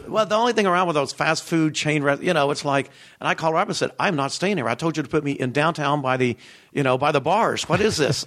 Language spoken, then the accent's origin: English; Knoxville, Tennessee, United States; moved away; also born or lived in Alabama; I'm originally from Knoxville, Tennessee.